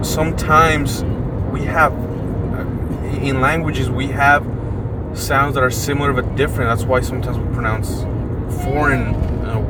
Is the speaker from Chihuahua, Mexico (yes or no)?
yes; Chihuahua, Mexico; first language Spanish; English is a second language; I come from Chihuahua, and in Chihuahua, it's known that we pronounce the CH sh.